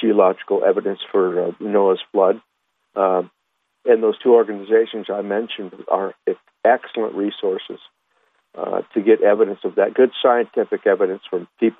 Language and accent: English; Huntington Beach, California, United States; I grew up in Huntington Beach, California